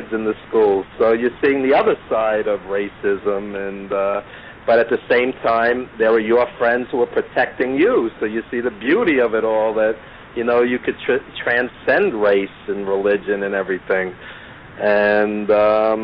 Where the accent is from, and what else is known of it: New York City, New York, United States; born or raised there